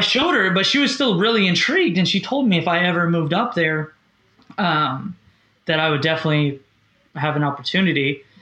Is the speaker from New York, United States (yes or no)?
no; Orlando, Florida, United States; also born or lived in Kansas City; I grew up in Orlando, Florida, um, mm-hmm. where I am now.